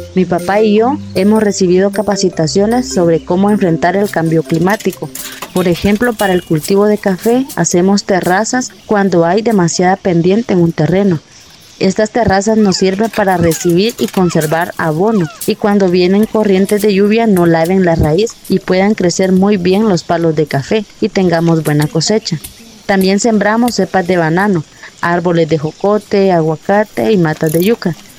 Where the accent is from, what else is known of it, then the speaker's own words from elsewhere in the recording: La Unión, Zacapa, Guatemala; Soy originaria de la Unión Zacapa, Guatemala.